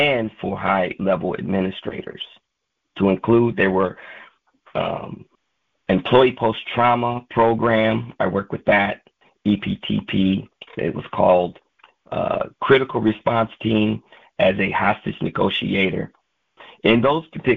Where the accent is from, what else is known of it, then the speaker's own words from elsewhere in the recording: Michigan, United States; moved away as an adult; also born or lived in California; I was born and raised in Michigan until the age of about 18 years old.